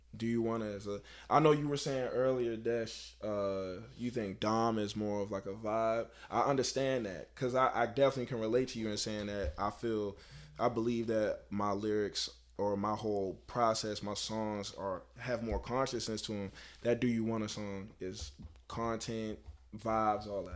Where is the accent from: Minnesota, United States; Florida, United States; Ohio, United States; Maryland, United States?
Maryland, United States; Baltimore; I'm from Baltimore